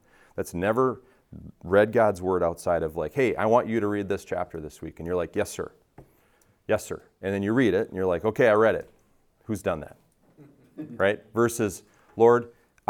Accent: Richfield, United States; I grew up in Richfield. My mom still lives in the same house

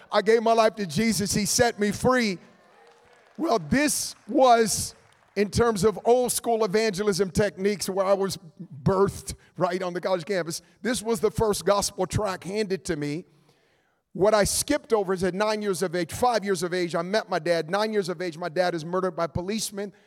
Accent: Oakland, California, United States; I was born and raised in Oakland, California

